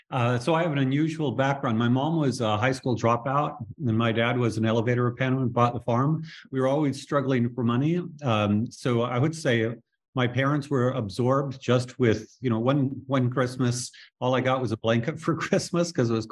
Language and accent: English; Minnesota, United States; also born or lived in Denver; So I was born in Denver, Colorado. At the age of 10, my family moved to Minnesota. We bought a farm. And while, of course, it was difficult, I love having been raised on a farm.